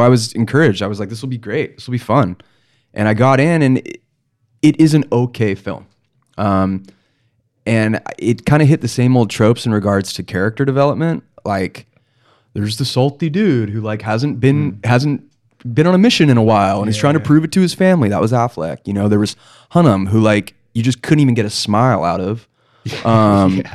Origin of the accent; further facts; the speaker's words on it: Palos Verdes, California, United States; I'm from Palos Verdes